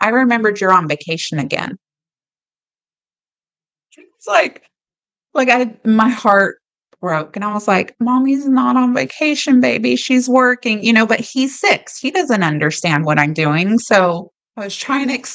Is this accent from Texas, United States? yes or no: yes; Austin, Texas, United States; also born or lived in Germany; I grew up in Austin